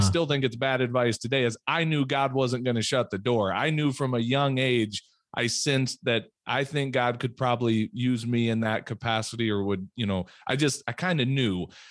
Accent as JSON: {"language": "English", "town": "Peoria", "region": "Illinois", "country": "United States", "tie": "born or raised there", "also_born_or_lived": "Minnesota", "moved": "as an adult", "lives_now": "South Dakota, United States", "said": "When I was about ten years old, we moved down to Peoria, Illinois, to, and, um, that's really where I grew up."}